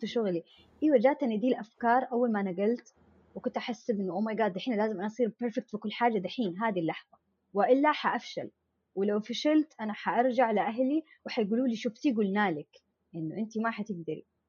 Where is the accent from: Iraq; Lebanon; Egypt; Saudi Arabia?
Saudi Arabia; Jeddah, Makkah Province; moved away as an adult; now in Eastern Province, Saudi Arabia; انا مولوده في جده اهلي كلهم في جده